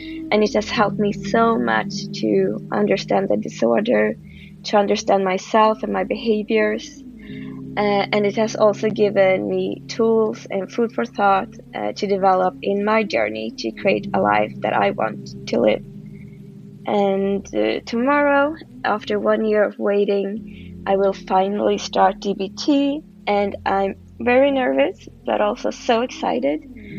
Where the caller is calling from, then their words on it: Stockholm, Stockholm County, Sweden; I'm 32 years old. I'm a premium subscriber, and I'm listening in from Stockholm, Sweden.